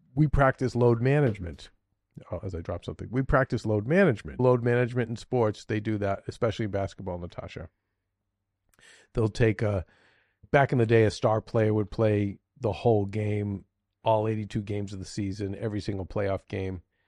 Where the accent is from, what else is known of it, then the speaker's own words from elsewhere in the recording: Boston, Massachusetts, United States; accent: slight Boston; my slight Boston accent